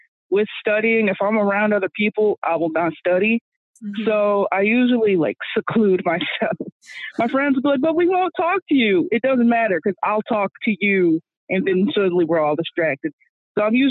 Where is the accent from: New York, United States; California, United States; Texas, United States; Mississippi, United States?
Texas, United States; Houston; I'm from Houston, so you know, H-Town